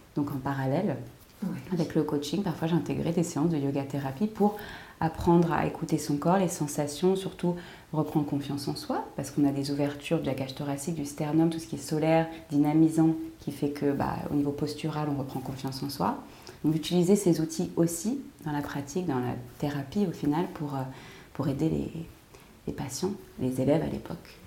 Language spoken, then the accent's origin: French; United States; en tant qu'américaine